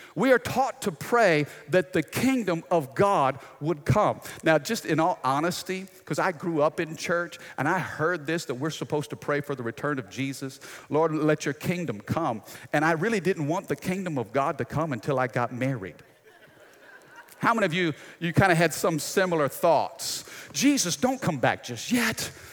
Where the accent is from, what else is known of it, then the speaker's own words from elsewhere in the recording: United States; as American citizens